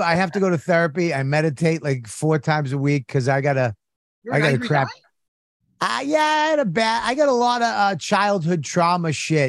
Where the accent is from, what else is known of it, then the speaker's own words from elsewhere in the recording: Boston, Massachusetts, United States; I'm from Boston.